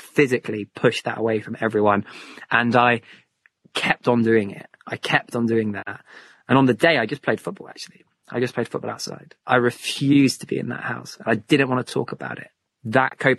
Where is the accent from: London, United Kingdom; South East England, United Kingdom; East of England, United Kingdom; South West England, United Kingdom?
South West England, United Kingdom; St Ives; I grew up in Cornwall, so St. Ives in Cornwall